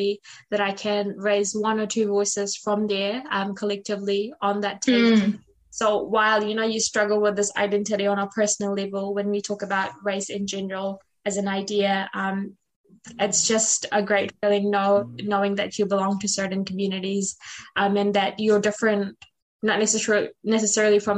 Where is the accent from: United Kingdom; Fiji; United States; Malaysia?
Fiji; now in New Zealand; I'm Fijian Indian. So when I'm on a call with people back at home in Fiji, like my community, I don't feel Fijian Indian enough just because of the number of years I've lived in New Zealand.